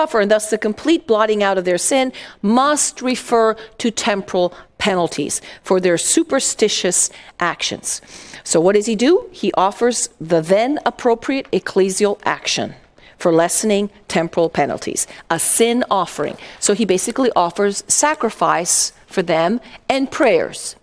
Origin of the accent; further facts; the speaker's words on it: Italy; moved away; I grew up in Italy